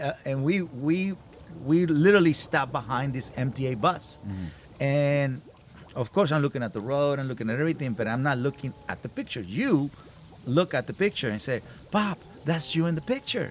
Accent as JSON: {"language": "English", "region": "Sinaloa", "country": "Mexico", "tie": "born or raised there", "also_born_or_lived": "Inglewood, California", "second_language": "English", "moved": "as an adult", "lives_now": "United States", "said": "I grew up in Sinaloa."}